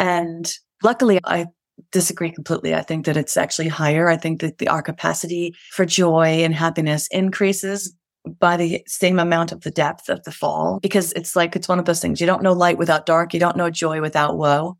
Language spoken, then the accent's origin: English; New York City, New York, United States; moved away as an adult; now in Colorado, United States; we're Irish Catholics from the Bronx.